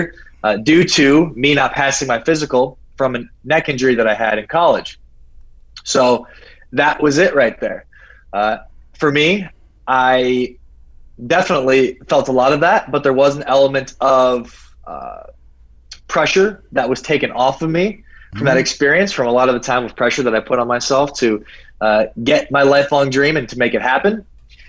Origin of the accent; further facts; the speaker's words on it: South Dakota, United States; moved away as an adult; also born or lived in Scottsdale, Arizona; now in Rio de Janeiro, Brazil; I was a kid from South Dakota